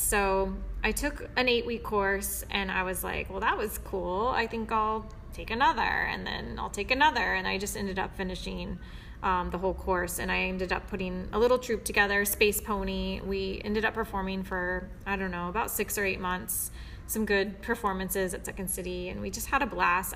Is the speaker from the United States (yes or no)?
yes; Kansas City, United States; moved away as an adult; now in Chicago, United States; I am originally from Kansas City, and I moved to Chicago in 2008